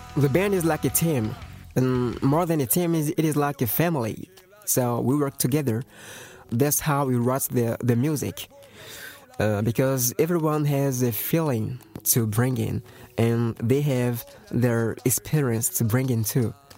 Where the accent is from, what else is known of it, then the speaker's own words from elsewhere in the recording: Togo; English is a second language; we're coming from Togo. Togo is a little country from West Africa